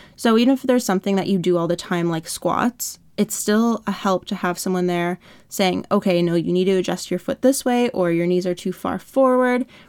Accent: Canada; I'm from Canada

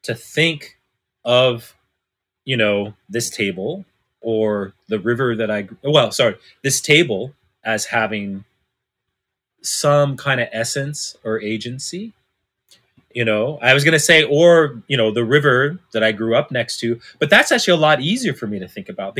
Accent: Northern California, United States; I was adopted by white folks when I was 6 months old, right? And I was raised in Northern California, you know, small mountain town

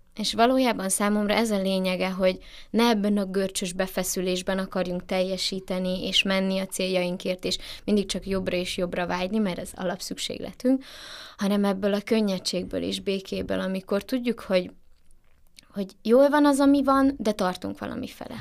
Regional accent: Transylvania, Romania; moved away; erdélyi vagyok

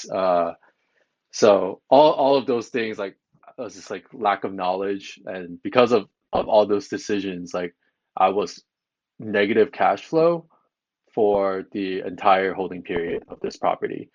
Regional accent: Long Island, New York, United States; So I'm originally from New York. So I grew up in Long Island

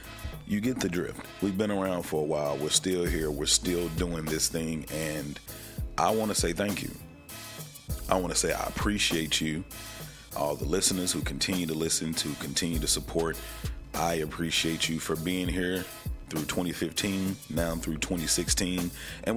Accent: Texarkana, Texas, United States; moved away; I'm from Texarkana, Texas, a little small town right on the cusp of Arkansas and Texas, definitely on the Texas side

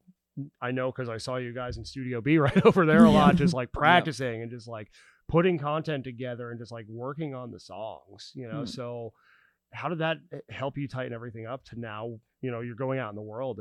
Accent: Northeast, United States; moved away as an adult; now in Nashville, United States; I'm from the Northeast, you know, and I'm used to that.

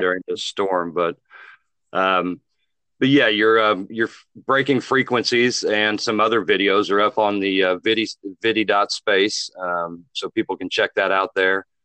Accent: Muncie, Indiana, United States; now in Wilmington, Illinois, United States; my hometown, Muncie, Indiana

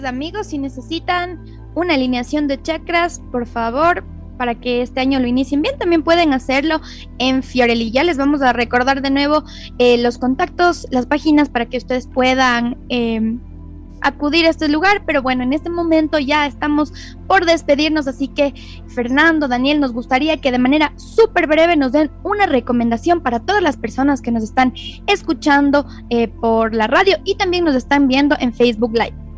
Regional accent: Ecuador; nuestro país

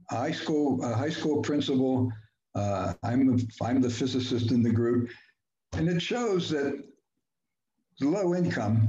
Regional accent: Pittsburgh, Pennsylvania, United States; moved away; also born or lived in Heidelberg, Germany; I grew up in Pittsburgh in a blue collar neighborhood

